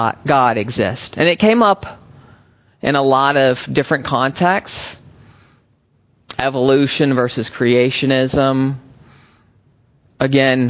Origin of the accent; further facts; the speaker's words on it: United States; moved away as an adult; also born or lived in Texas / Oklahoma / Berkeley, California; I'm a boy and then a young man growing up in Texas and Oklahoma